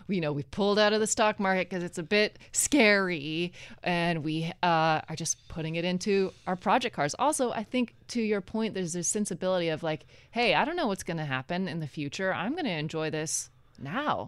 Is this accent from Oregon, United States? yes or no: yes; Oregon, United States; moved away as an adult; also born or lived in New York; now in Los Angeles, United States; I'm originally from Oregon